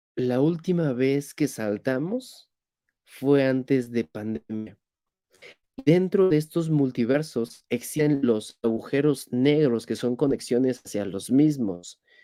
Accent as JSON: {"language": "Spanish", "country": "Mexico", "said": "soy mexicano"}